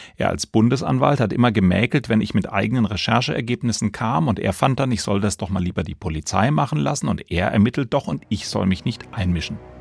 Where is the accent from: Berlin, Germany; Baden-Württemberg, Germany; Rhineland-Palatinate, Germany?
Baden-Württemberg, Germany; Baden-Baden; Ich bin hier in Baden-Baden geboren, lebe hier